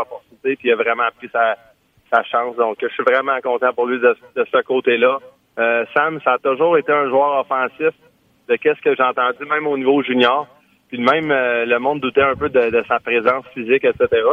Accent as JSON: {"language": "French", "region": "Quebec", "country": "Canada", "said": "en tant que Québécois"}